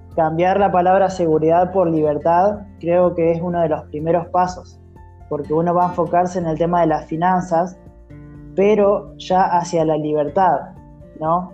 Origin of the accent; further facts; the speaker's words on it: Santa Rosa, La Pampa, Argentina; soy de, Argentina, ¿sí? de la ciudad de Santa Rosa, La Pampa